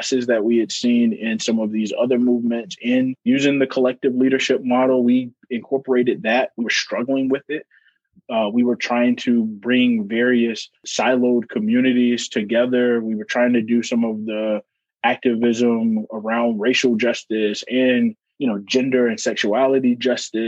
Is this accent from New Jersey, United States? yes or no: no; North Carolina, United States; moved away as an adult; now in Iowa, United States; growing up in North Carolina